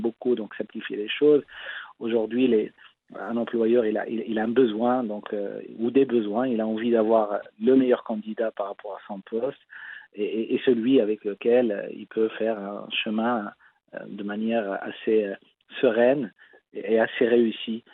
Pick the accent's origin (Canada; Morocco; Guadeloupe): Morocco; Casablanca, Casablanca-Settat; j'ai grandi à Casablanca